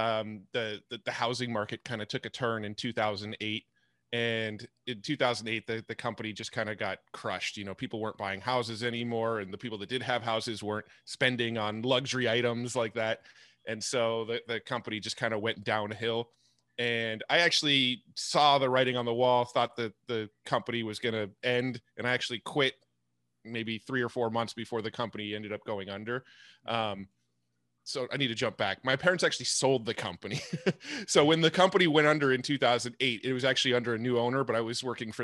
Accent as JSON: {"language": "English", "town": "San Diego", "region": "California", "country": "United States", "tie": "born or raised there", "said": "I was born and raised in San Diego, and I'm still in San Diego"}